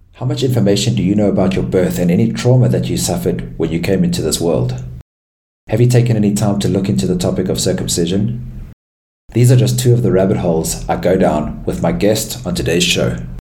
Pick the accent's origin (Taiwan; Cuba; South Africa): South Africa; growing up in South Africa